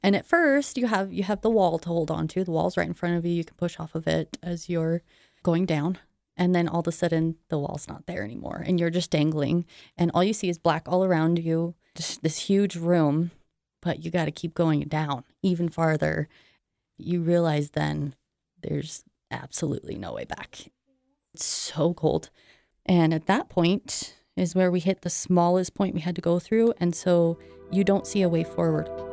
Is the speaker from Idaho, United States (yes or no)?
yes; Idaho Falls, Idaho, United States; I am from Idaho Falls